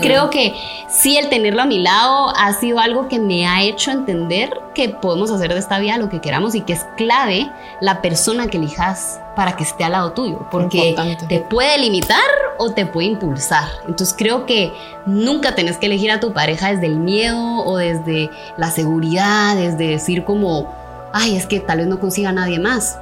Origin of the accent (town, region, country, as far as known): Guatemala